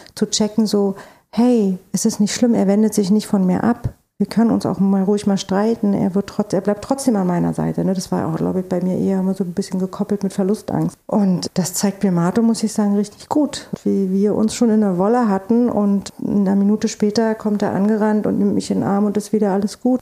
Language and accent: German; East Germany, Germany; now in Berlin, Germany; ich bin in der DDR groß geworden